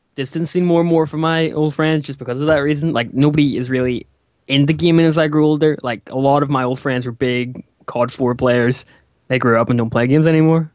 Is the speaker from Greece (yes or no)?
no; Northern Ireland, United Kingdom; he's from my he's from my home country